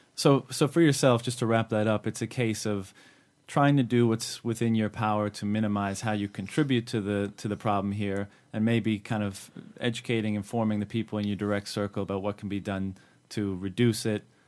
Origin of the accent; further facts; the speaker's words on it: Canada; now in China; I'm from Canada, and back home in Canada